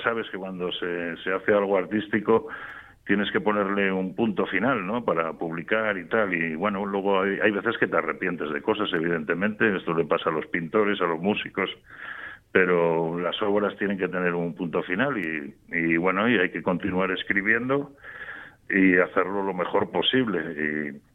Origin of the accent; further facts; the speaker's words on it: Gijón, Asturias, Spain; moved away as an adult; also born or lived in Madrid; yo soy de Gijón y, me fui con 18 años para Madrid